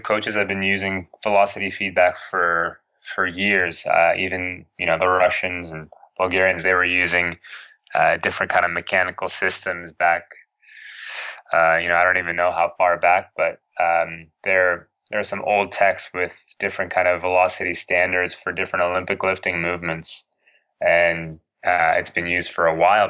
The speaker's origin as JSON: {"language": "English", "town": "Toronto", "region": "Ontario", "country": "Canada", "tie": "born or raised there", "also_born_or_lived": "Edinburgh, United Kingdom", "said": "in my hometown, in Toronto"}